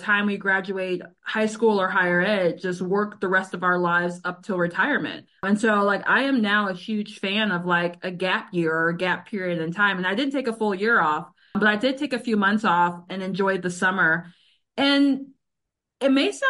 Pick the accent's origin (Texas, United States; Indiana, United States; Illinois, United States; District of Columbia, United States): Illinois, United States; Chicago; moved away as an adult; I am a girl from the South Side. And so when I moved back home to Chicago in 2020